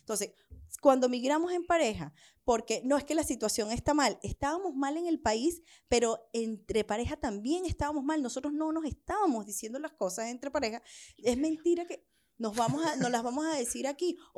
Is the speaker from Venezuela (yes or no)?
yes; Venezuela; cuando vienes huyendo, cuando me vine de Venezuela huyendo.